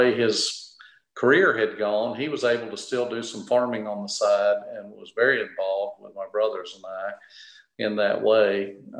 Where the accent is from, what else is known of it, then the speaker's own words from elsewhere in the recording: Red Bay, Alabama, United States; moved away; I grew up in Northwest Alabama, a little small town of Red Bay, out in the country from there. So I grew up a farm boy